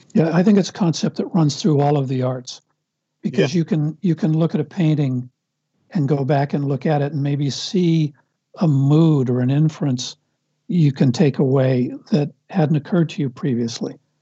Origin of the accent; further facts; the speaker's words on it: Los Angeles, California, United States; I grew up in Brentwood, where all my, I'm exaggerating a little bit when I say all, but most of my neighbors were in the film business or the movie business